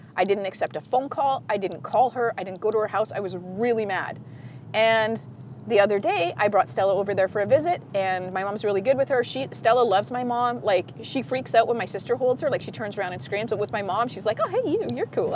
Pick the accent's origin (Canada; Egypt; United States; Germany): Canada; I'm Canadian